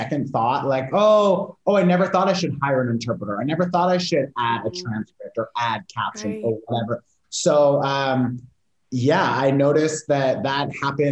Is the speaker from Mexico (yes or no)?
no; Toronto, Ontario, Canada; moved away as an adult; now in Portugal; I live in Portugal now. I'm from Canada, Toronto